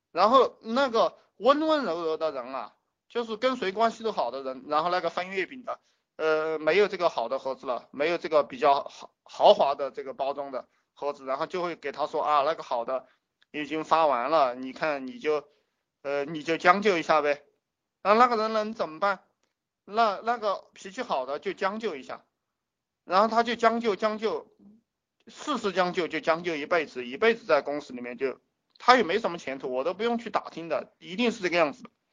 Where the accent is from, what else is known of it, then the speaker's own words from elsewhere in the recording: China; 我们中国人干的